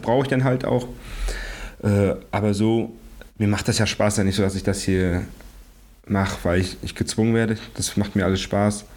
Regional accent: Greifswald, Mecklenburg-Vorpommern, Germany; ich bin geboren in Greifswald

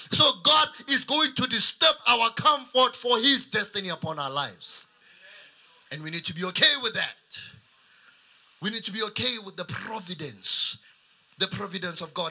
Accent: Kuruman, Northern Cape, South Africa; moved away as an adult; now in Pretoria, South Africa; I'm from Kuruman.

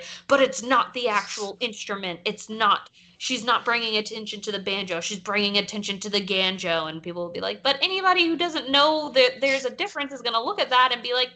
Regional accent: the South, United States; we grew up in the South

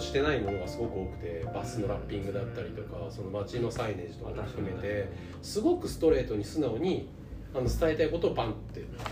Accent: Japan; 僕ら日本人

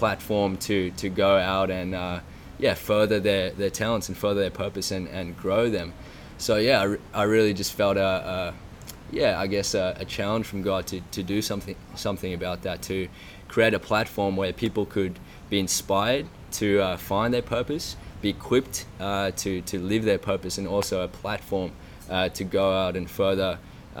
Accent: Cape Town, Western Cape, South Africa; grew up in South Africa, in Cape Town

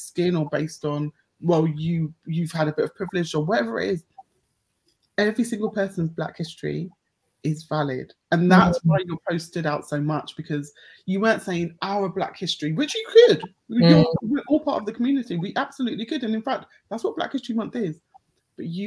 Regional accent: United Kingdom; I'm so proud of being black British with a Caribbean heritage

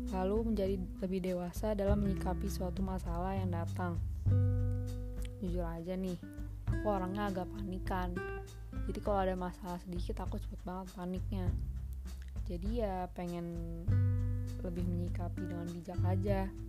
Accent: Bekasi, West Java, Indonesia; also born or lived in Jakarta; Aku lahir di Jakarta tanggal 11 November 2003. Asal aku dari Bekasi, tepatnya Bekasi Timur, dan lebih spesifiknya lagi di Rawalumbu.

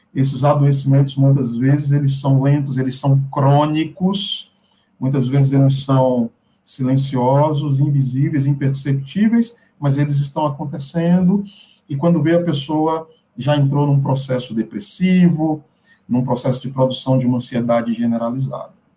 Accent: interior of Bahia, Brazil; moved away; Eu venho de uma cidade do interior da Bahia

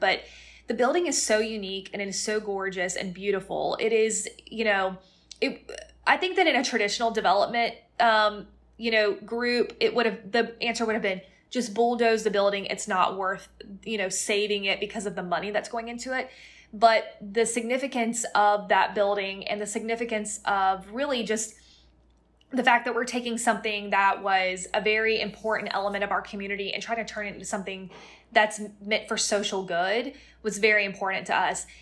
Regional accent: Plant City, Florida, United States; moved away; I'm from Plant City, Florida, which is actually a suburb of Tampa, and most people have never even heard of it

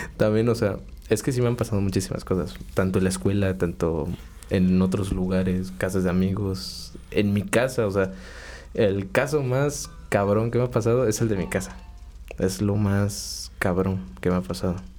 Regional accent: Cuautla, Morelos, Mexico; yo vivo desde bueno, desde que nací acá

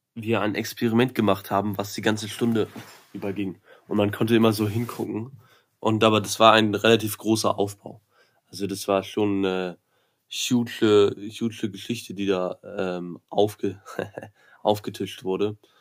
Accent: Berlin, Germany; moved away; Ich komme aus Berlin

